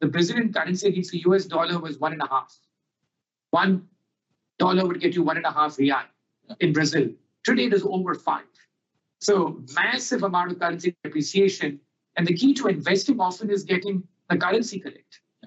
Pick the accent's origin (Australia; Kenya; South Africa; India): India; moved away; India, my home country